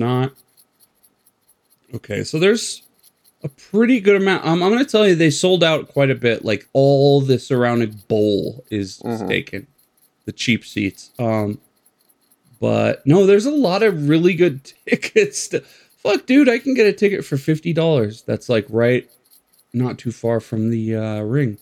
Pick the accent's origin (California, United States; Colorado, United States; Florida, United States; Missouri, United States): Colorado, United States; Colorado Springs; my hometown where I live